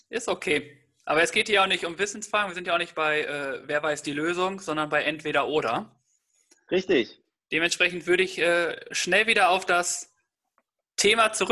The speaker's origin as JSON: {"language": "German", "town": "Detmold", "region": "North Rhine-Westphalia", "country": "Germany", "said": "da wo ich herkomme, gibt es einen sehr, sehr guten Italiener"}